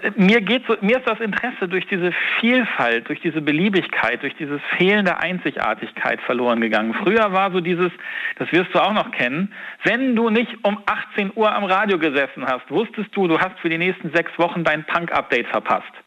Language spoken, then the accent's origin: German; Hamburg, Germany; moved away as an adult; now in Siegburg, Germany; ich bin ja Hamburger, gebürtig und habe das meiste Leben da verbracht.